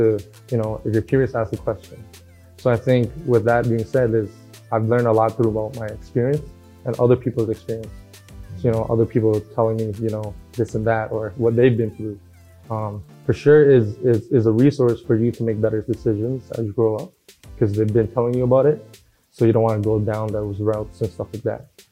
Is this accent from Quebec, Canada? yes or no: no; Toronto, Ontario, Canada; also born or lived in Regent Park / Jane and Finch / Malvern, Scarborough; I was born and raised in Regent Park, and then we moved to like Jane and Finch, Shepherd area, and then Mornell in the Malvern